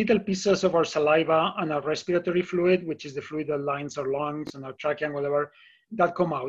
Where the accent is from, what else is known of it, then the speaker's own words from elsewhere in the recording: Spain; now in Boulder, United States; I'm originally from Spain. My family is there